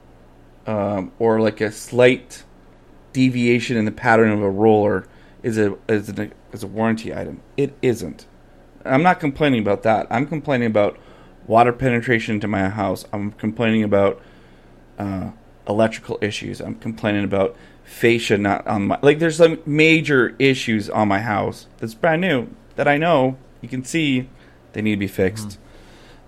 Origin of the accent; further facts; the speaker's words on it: Calgary, Alberta, Canada; I grew up in Calgary